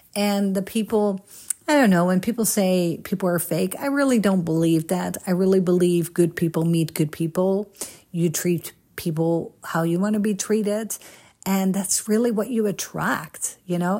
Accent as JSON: {"language": "English", "country": "Netherlands", "tie": "born or raised there", "also_born_or_lived": "Egypt / Italy", "moved": "as an adult", "lives_now": "United States", "said": "I am a Dutchie, born and raised in Holland"}